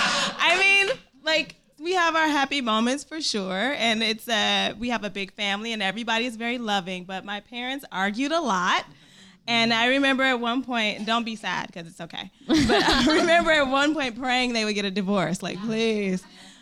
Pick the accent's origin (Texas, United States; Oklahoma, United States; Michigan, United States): Michigan, United States; Detroit; born or raised there